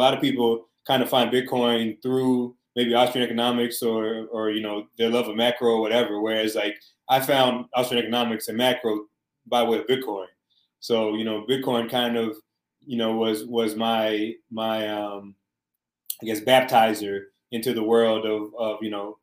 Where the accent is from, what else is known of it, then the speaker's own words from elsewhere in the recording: Alabama, United States; moved away; I'm originally from Alabama